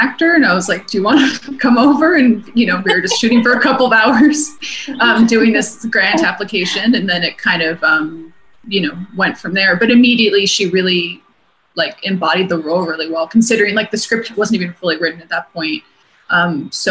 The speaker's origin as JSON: {"language": "English", "town": "Vancouver", "region": "British Columbia", "country": "Canada", "moved": "yes", "said": "I'm originally from Vancouver, so a lot of my family's in Vancouver"}